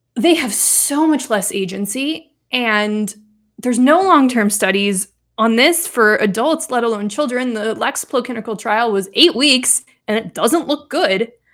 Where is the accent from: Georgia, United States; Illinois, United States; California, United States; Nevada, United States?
Nevada, United States; Reno; So I grew up in Reno, Nevada.